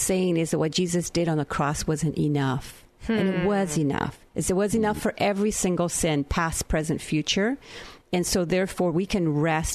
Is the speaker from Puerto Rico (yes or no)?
yes; Naranjito, Puerto Rico; moved away; the town I grew up in Naranjito, Puerto Rico.